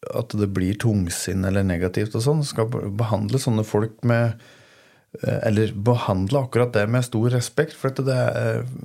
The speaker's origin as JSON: {"language": "Norwegian", "area": "Toten", "region": "Innlandet", "country": "Norway", "said": "hjemme på Toten"}